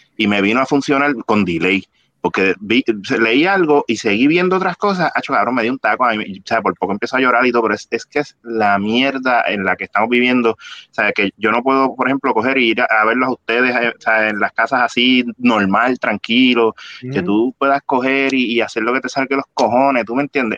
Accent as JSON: {"language": "Spanish", "town": "Bayamón", "country": "Puerto Rico", "said": "yo soy de Bayamón"}